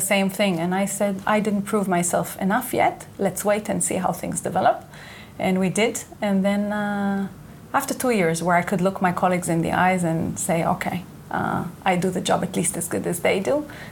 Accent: Israel; English is a second language; moved away as an adult; I was born and raised here in Israel.

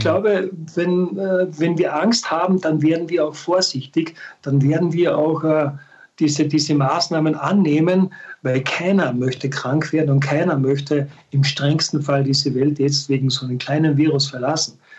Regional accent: Austria; bei uns in Österreich

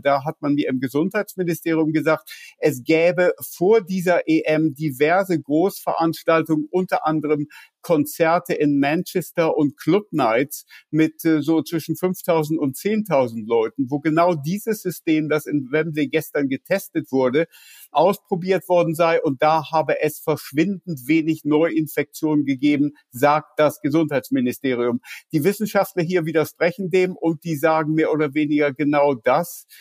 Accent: Germany; now in London, United Kingdom; ich bin mittlerweile, naja, ich würde sagen, mehr Brite als Deutsche. 36 äh, Jahre in Großbritannien, britischer Staatsbürger

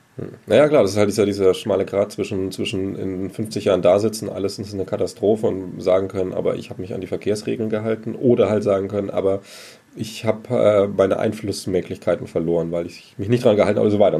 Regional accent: Germany; wir das auch als Deutsche schon kennen

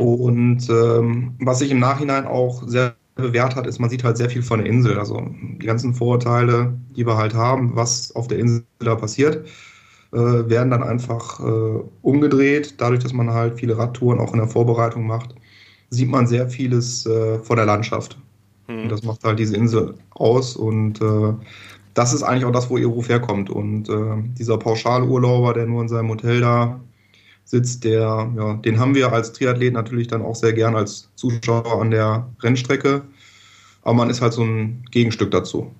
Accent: Düsseldorf, North Rhine-Westphalia, Germany; also born or lived in Hamburg; ich komme aus Düsseldorf

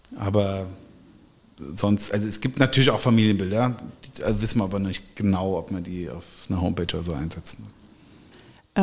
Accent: Erbach, Hesse, Germany; moved away as an adult; now in Wiesbaden, Germany; ich bin aufgewachsen in Erbach im Rheingau, in einem Weingut, das wissen, glaube ich, die meisten, und habe da auch die ersten 39 Jahre meines Lebens ähm, verbracht und gewohnt.

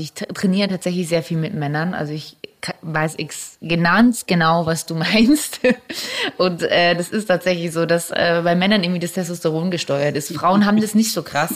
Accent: Germany; wir als Deutsche

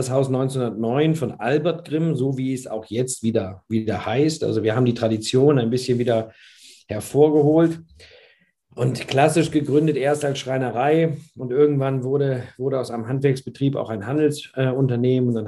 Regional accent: Bremen, Germany; born there; Aber wir sind Bremer oder ich bin Bremer, ja. Gebürtiger.

